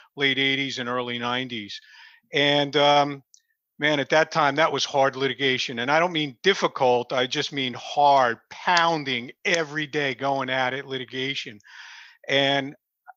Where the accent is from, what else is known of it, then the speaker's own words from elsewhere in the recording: Clifton, New Jersey, United States; I grew up in Clifton, New Jersey, just north of where I'm at now